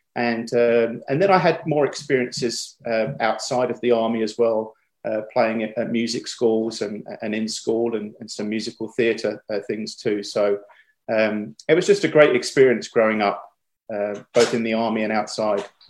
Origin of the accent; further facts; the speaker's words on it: Chelmsford, East of England, United Kingdom; moved away as an adult; now in United States; I was born in Chelmsford, Essex, uh, she's just outside of London, really, and uh, grew up there my whole life uh, until I went to college and then moved over to the States later